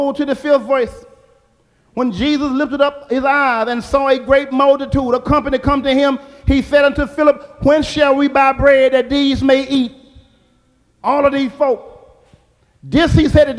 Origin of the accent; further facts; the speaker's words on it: Alabama, United States; when I was growing up in Alabama